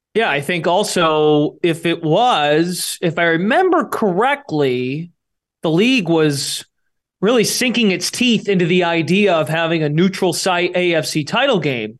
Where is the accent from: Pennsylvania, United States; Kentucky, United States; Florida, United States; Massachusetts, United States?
Massachusetts, United States; I'm from Mass